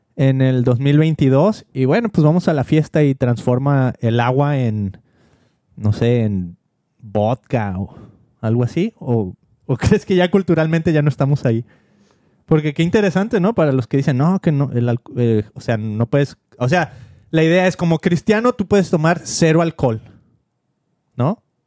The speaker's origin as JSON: {"language": "Spanish", "country": "Mexico", "said": "como mexicano"}